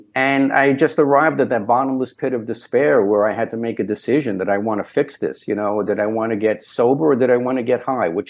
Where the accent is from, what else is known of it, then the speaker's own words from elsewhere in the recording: Brooklyn, New York, United States; I grew up in Brownsville, Brooklyn, which was a tough area.